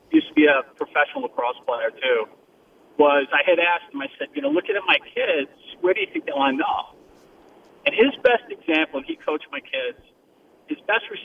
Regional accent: Long Island, New York, United States; moved away; I'm originally from Long Island

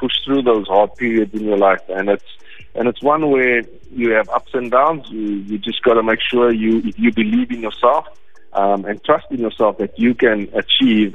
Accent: Cape Town, Western Cape, South Africa; I grew up playing in Grassy Park, in the back road, and in the backyard with my family

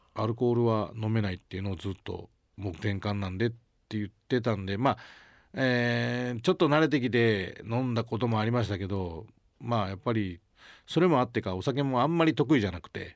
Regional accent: Sukumo, Kochi, Japan; 僕の田舎が本当に先輩後輩あんまないぐらいこうフランクな

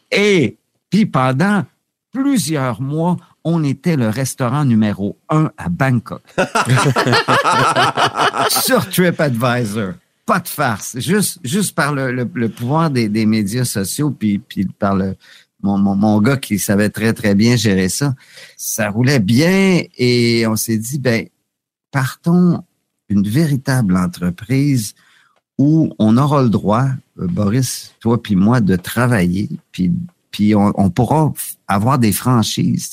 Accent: Quebec, Canada; now in Thailand; en tant que Québécois

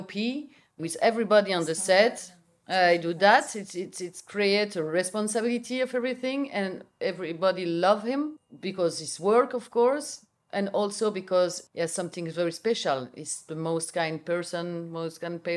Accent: Belgium; English is a second language; I'm from Belgium, I speak Dutch.

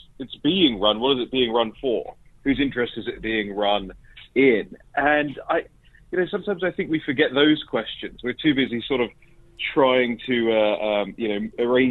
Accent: United Kingdom

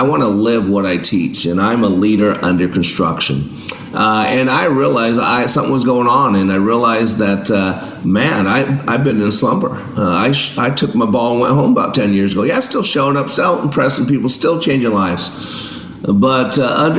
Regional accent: Las Vegas, Nevada, United States; I grew up in Vegas

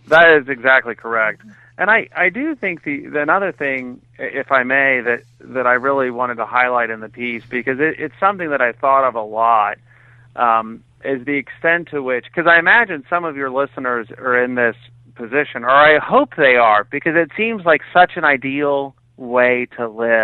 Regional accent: Texas, United States; also born or lived in Cambridge, Massachusetts / New Hampshire / England; I was born in Cambridge, Massachusetts. When I was 8, we moved to Texas. I went to New Hampshire and England for school and then back to Texas for more school.

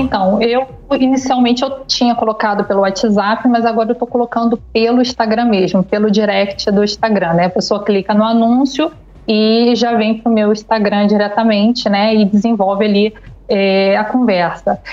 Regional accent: Niterói, Rio de Janeiro, Brazil; sou de Niterói, no Rio de Janeiro.

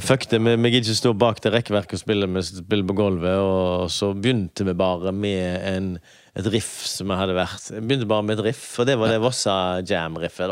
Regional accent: Høje-Taastrup, Capital Region of Denmark, Denmark; now in Haugesund, Norway; Jeg vokste opp i Høy Torstrup

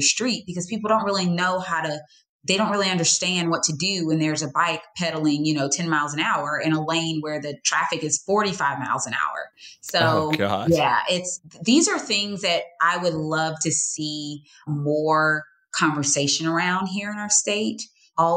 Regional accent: Georgia, United States; I'm born and raised in Georgia

